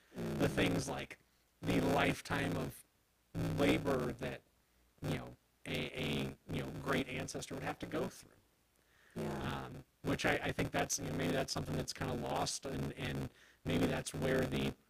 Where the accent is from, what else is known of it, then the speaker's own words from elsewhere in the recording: Carbondale, United States; I'm from Carbondale generations and generations back, live on a road named for, you know, my great-grandfather and a house that my grandpa built in 1964